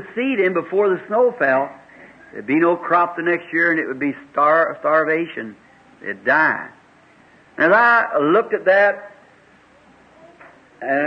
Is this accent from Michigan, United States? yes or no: no; Kentucky, United States; he and I were raised up here in Kentucky just across the holler from each other